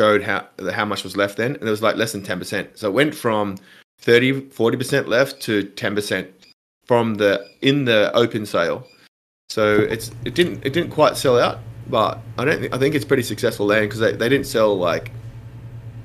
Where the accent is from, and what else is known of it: Australia